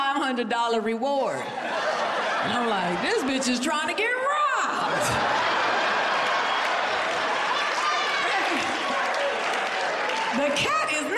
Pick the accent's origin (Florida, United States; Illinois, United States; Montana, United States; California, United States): Florida, United States; now in Los Angeles, United States; I'm from Florida